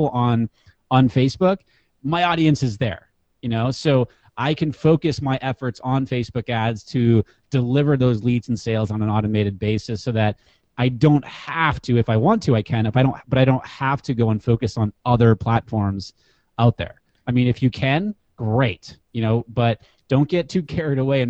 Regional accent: New Hampshire, United States; moved away; I grew up in New Hampshire and I play ice hockey

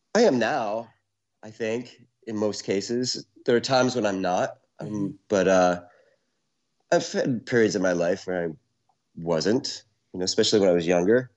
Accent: Syracuse, New York, United States; now in New York City, United States; I was born in Syracuse, born and raised mm-hmm. in Syracuse, New York

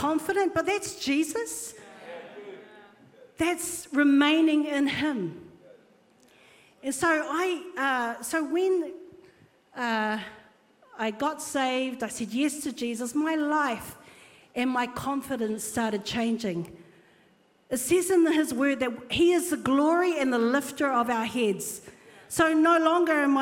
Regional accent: Auckland, New Zealand; I was brought up in Epsom, Polynesian family living in Epsom

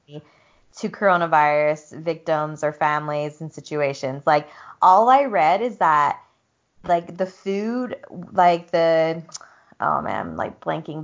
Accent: the South, United States; moved away as an adult; also born or lived in Utah; coming from a background, like a southern background of like people just don't talk about shit in the South

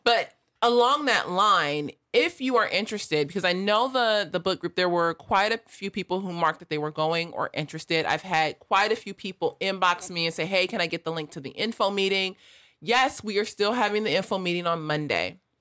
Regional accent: Los Angeles, California, United States; I grew up in South

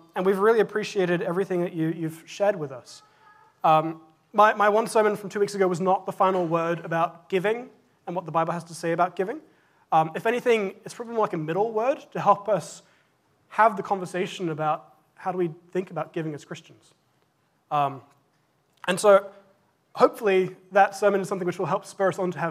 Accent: England, United Kingdom; moved away; When I was growing up in England, I went to a Church of England school

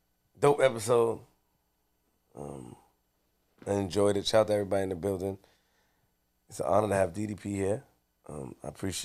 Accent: Queens, New York, United States; I'm from Queens

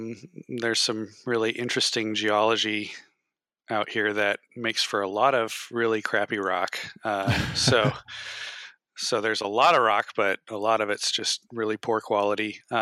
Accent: Yakima, Washington, United States; also born or lived in Eugene, Oregon / Missoula, Montana / Bellingham, Washington; I was born in Yakima and spent most of my life in Washington. I went away to school right after I graduated high school, lived in Eugene, Oregon for 2 years.

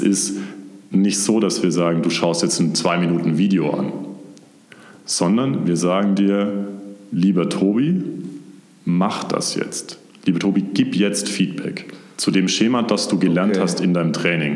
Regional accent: near Stuttgart, Baden-Württemberg, Germany; moved away as an adult; also born or lived in Konstanz; now in Munich, Germany; ich bin ursprünglich aus der Nähe von Stuttgart. Mhm. Das heißt, ich bin ein Urschwabe, wie man so schön sagt und bin da auch komplett aufgewachsen

